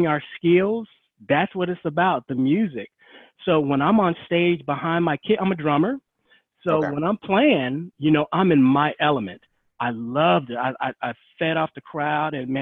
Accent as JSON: {"language": "English", "town": "Gary", "region": "Indiana", "country": "United States", "tie": "born or raised there", "said": "I'm from Gary, Indiana. Love my hometown."}